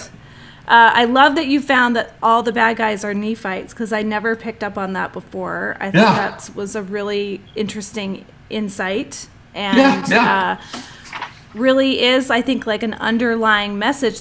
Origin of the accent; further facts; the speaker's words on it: New Jersey, United States; I grew up in New Jersey, so I had hardly no LDS friends